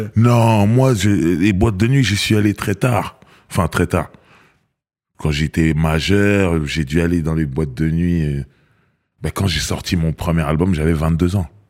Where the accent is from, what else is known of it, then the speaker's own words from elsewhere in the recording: Cameroon; now in France; je suis Camerounais